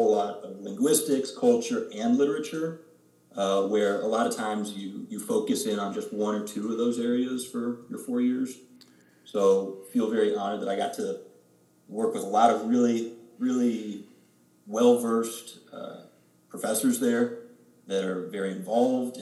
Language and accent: English; Zionsville, Indiana, United States; I've lived in Zionsville my entire life.